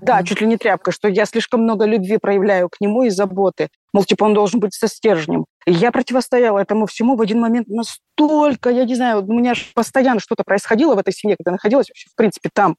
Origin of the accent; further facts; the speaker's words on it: Dagestan, Russia; Я родом из Дагестана.